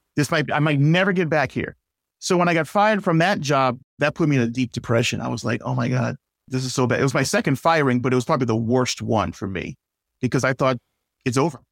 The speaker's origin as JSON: {"language": "English", "town": "New York City", "region": "New York", "country": "United States", "moved": "as an adult", "said": "I'm from inner city Brooklyn."}